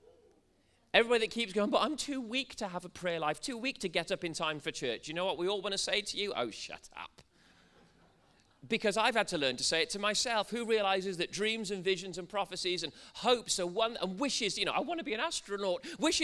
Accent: Wales, United Kingdom; I'm a Welshman, really. I should talk like this.

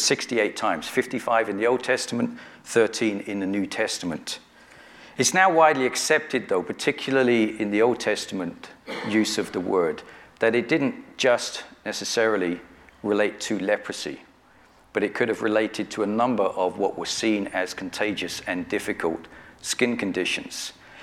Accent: Northwood Hills, London, United Kingdom; now in Hayes, United Kingdom; though I grew up in London. I grew up in Hillingdon. I live in Hillingdon now. We live in Hayes.

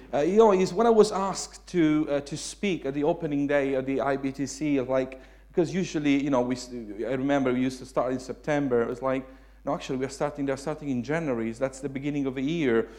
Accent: Italy; English is a second language; moved away as an adult; also born or lived in Suffolk, United Kingdom; now in United Kingdom; I was Italian

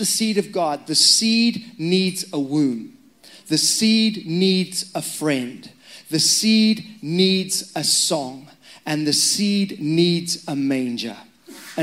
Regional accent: Zimbabwe; moved away; I'm Zimbabwean. That's why my accent's strange.

